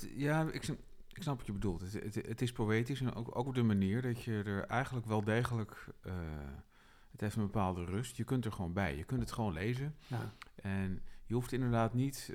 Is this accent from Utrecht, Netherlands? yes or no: yes; Utrecht, Netherlands